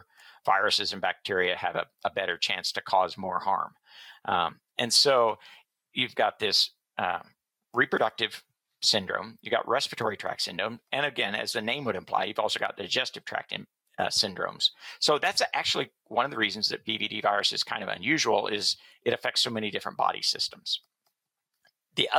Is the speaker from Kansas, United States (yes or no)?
yes; Kansas, United States; also born or lived in Illinois / Missouri; I grew up in Kansas and went to Kansas State University